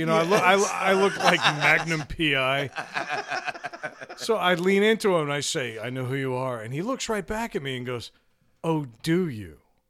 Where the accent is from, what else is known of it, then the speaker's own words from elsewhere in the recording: New York, United States; For those new to the show, I'm from New York.